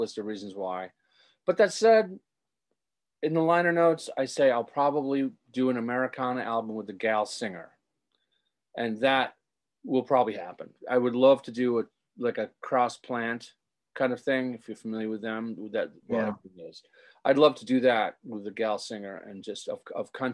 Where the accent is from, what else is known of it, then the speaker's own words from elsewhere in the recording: Rockport, Massachusetts, United States; growing up in my hometown and being a teenager there